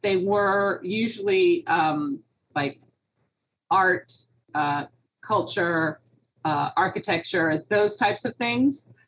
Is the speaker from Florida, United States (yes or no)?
yes; Miami Beach, Florida, United States; here in Miami. I grew up on Miami Beach